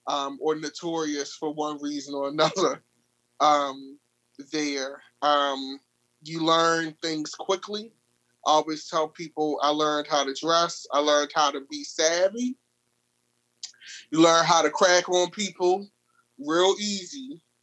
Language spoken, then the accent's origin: English; Baltimore, Maryland, United States; I'm from West Baltimore City, Maryland.